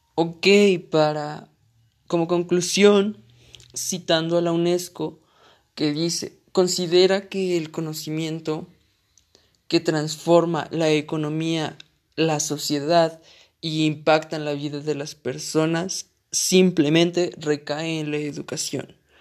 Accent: Mexico; yo soy un universitario mexicano

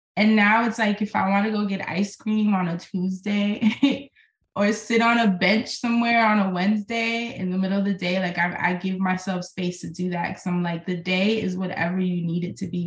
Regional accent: New York, United States; moved away as an adult; now in Portland, United States; as a New Yorker

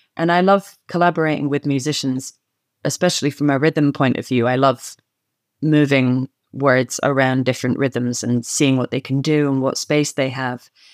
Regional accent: Scotland, United Kingdom; the vocabulary of Scots turns up in my speech all the time

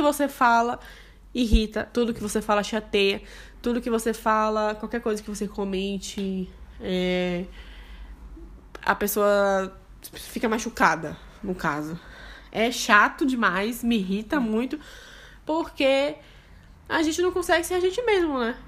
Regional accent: Bahia, Brazil; now in Rio Grande do Sul, Brazil; eu sou baiana. Eu sou da Bahia.

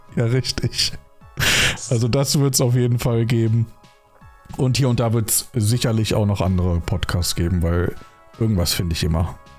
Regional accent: Rhineland, Germany; moved away; Ich komme zwar ursprünglich aus dem Rheinland

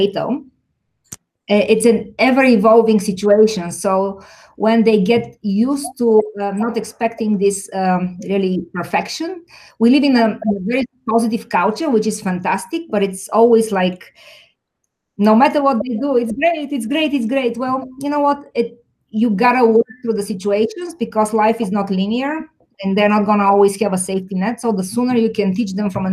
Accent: Bulgaria; now in Chicago, United States; I grew up in Bulgaria

